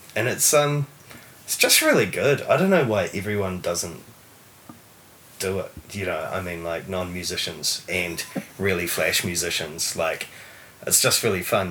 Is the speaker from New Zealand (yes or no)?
yes; Taranaki, New Zealand; also born or lived in Tauranga, New Zealand / Mount Maunganui, New Zealand; So I grew up in Taranaki. I was actually born in um, born in Tauranga. I spent my first five years in mm. Mount, Mount Maunganui and um, moved to Taranaki when I was five or six and lived out in the country